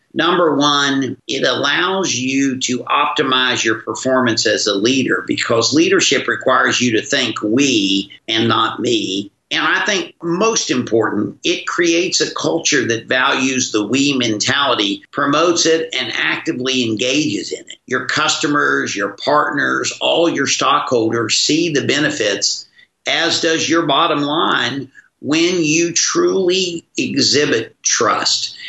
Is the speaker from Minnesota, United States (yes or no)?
no; West Virginia, United States; my childhood days with my growing up in West Virginia